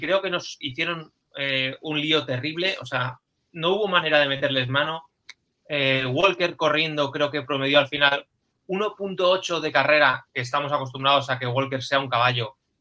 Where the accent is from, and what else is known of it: Spain